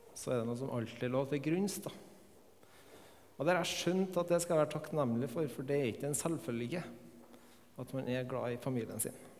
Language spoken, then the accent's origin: Norwegian; Melhus, Trøndelag, Norway; Jeg er oppvokst her på Melhus